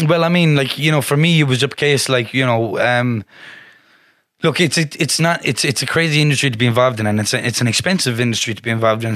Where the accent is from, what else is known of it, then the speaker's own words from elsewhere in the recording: Galway, Connacht, Ireland; also born or lived in Westport, County Mayo; I'm from Ballinfoyle in in um Galway City, which is kind of a council estate. That's where I grew up, and I lived there for the first couple of years of my life till I was about um, seven, um, and then I was I actually moved down to the West uh, Westport in County Mayo